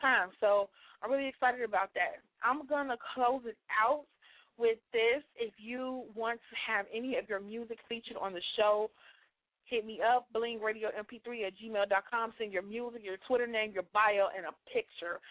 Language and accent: English; Chicago, Illinois, United States; Chicago, I'm loving my city